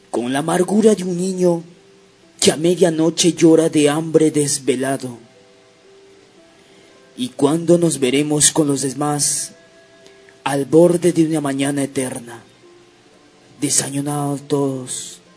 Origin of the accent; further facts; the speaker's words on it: Peru; hay darnos la mano como peruanos que somos.